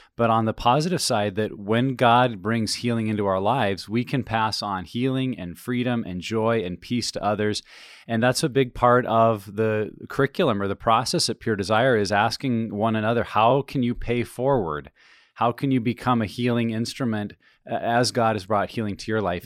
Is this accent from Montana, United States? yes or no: yes; Montana, United States; I'm from Montana